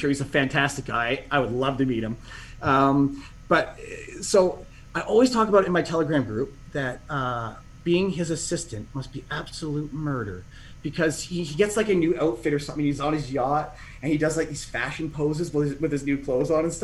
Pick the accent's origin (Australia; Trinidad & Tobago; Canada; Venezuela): Canada; also born or lived in Shenzhen, China; I'm a Canadian, so here I am in Canada. I'm in the lovely city of Ottawa